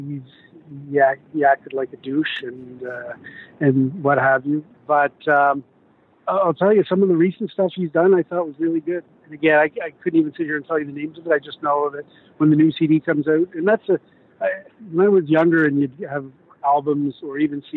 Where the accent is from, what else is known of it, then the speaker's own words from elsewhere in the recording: Whitby, Ontario, Canada; Where I'm from Whitby, and that's the next community over